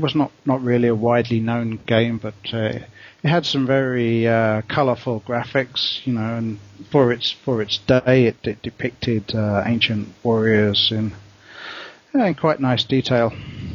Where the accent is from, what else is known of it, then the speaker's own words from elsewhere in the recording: England, United Kingdom; also born or lived in Australia; now in Bangkok, Thailand; I'm English